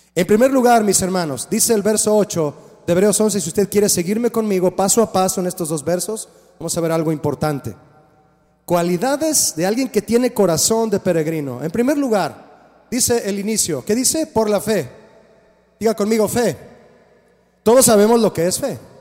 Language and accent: Spanish; Mexico; Todos, todos nacimos en México